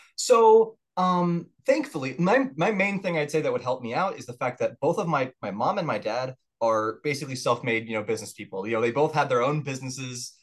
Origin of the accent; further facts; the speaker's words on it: Murfreesboro, Tennessee, United States; also born or lived in Orange County, Florida; I would count myself as definitely living for the most of my upbringing in Tennessee